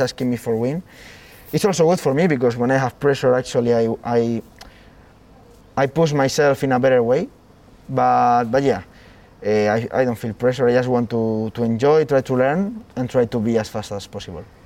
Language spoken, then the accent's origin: English; near Jarama, Community of Madrid, Spain; five minutes from my my home my hometown